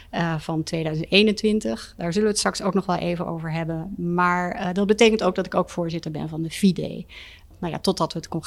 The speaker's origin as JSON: {"language": "Dutch", "town": "Brussels", "region": "Brussels-Capital Region", "country": "Belgium", "tie": "born or raised there", "also_born_or_lived": "Luxembourg", "said": "Ik ben in Luxemburg geboren. Mijn vader werkte bij de EGKS en daarna naar Brussel verhuisd. En heb altijd op de Europese school gezeten."}